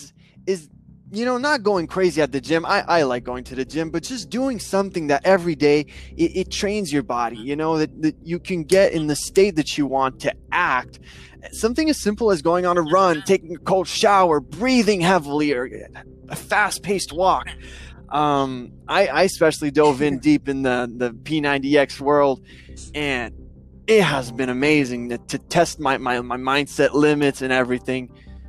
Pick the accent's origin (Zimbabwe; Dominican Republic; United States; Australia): Dominican Republic; as a third culture kid, I grew up in Dominican Republic.